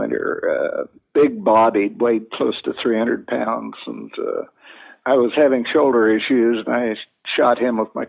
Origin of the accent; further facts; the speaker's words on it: Illinois, United States; moved away as an adult; also born or lived in Flathead Valley, Montana; now in Indiana, United States; I was born and raised in Illinois when my wife and I got married in 1960. We moved to Indiana